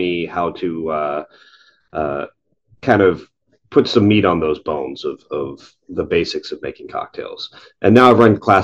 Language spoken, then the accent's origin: English; Lexington, Kentucky, United States; moved away as an adult; now in Toronto, Canada; I grew up in Kentucky, so I grew up in Lexington, Kentucky, and bourbon's kind of part of the culture there.